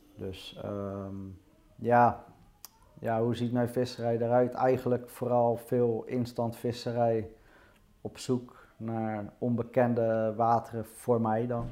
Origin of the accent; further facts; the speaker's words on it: Rotterdam, South Holland, Netherlands; Nou, ik ben geboren in Rotterdam. Ja? Eh, toen ik één jaar was, zijn we verhuisd naar de rand van Rotterdam, nieuw aan Ja. Ehm, ja, eigenlijk heb ik daar de rest van mijn leven gewoond.